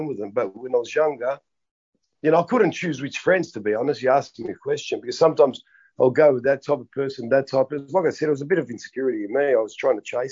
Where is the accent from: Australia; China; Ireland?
Australia; Melbourne, Victoria; I grew up in Melbourne.